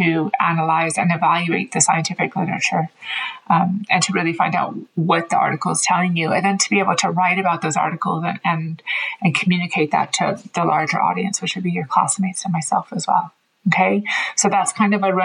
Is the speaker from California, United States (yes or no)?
yes; Oakland, California, United States; moved away as an adult; also born or lived in Dublin, Ireland; now in Galway, Ireland; I'm originally from Oakland, California, but I've lived in Ireland for about 20 years now.